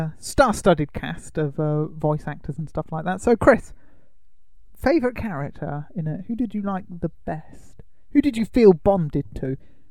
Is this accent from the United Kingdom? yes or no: yes; United Kingdom; We don't really get Twinkies over here, do we? Because we're British